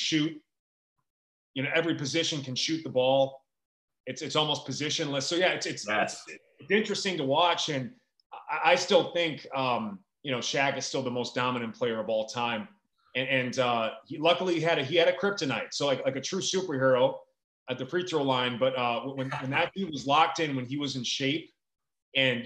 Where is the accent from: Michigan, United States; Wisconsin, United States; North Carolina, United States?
Wisconsin, United States; Milwaukee; moved away as an adult; now in Southern California, United States; I'm from Milwaukee, Wisconsin